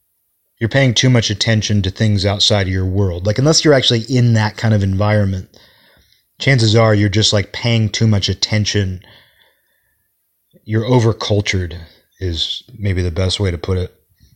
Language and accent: English; Kirkland, Washington, United States; that's kind of how we acted when I was growing up in Kirkland.